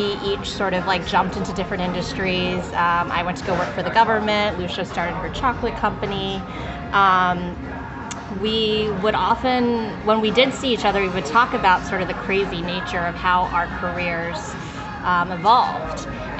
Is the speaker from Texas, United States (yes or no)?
no; Florida, United States; moved away as an adult; now in New York, United States; I was born and raised in Florida, went to school at University of Florida, grew up in a pretty typical immigrant Taiwanese family. So I'm a second generation immigrant.